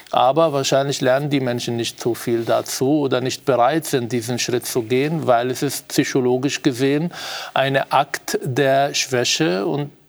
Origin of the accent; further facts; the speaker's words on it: Israel; now in Austria; und zwar nicht nur hier in Österreich, ich komme ja aus Israel